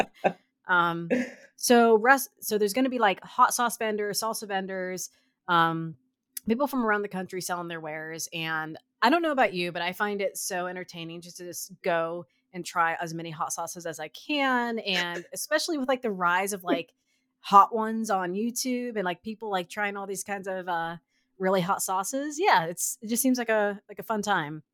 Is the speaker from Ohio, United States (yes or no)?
yes; Canton, Ohio, United States; I'm, I'm from Canton